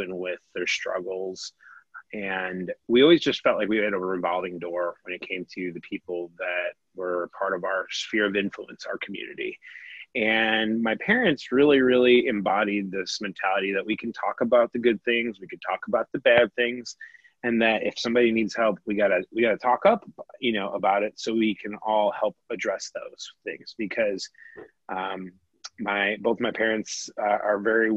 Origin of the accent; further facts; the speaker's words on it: Northwest Chicago suburbs, Illinois, United States; also born or lived in Peoria, Illinois; I was born in Peoria, Illinois, and my parents quickly moved up to the Northwest Chicago suburbs, at the age of one.